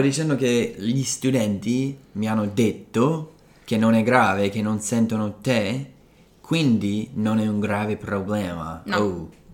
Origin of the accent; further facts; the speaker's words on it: Colorado, United States; moved away; sono cresciuto in Colorado